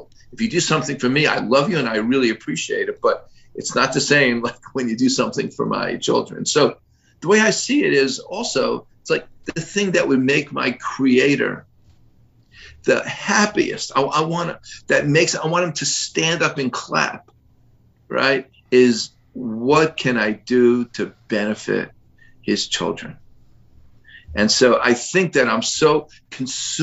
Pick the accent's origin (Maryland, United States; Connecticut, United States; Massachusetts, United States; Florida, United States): Florida, United States; Miami; I was born and raised in Miami.